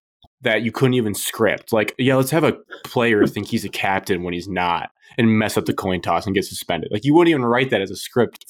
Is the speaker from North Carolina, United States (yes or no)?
yes; Charlotte, North Carolina, United States; The coach must have forgot I was from Charlotte.